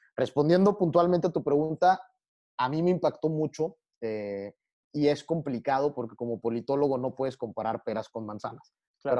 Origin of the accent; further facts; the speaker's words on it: Tamaulipas, Mexico; a mí me llena orgullo decir que soy tamaulipeco